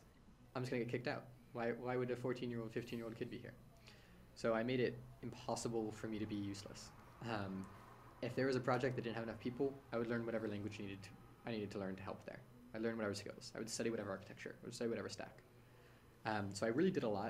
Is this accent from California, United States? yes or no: yes; San Francisco, California, United States; born or raised there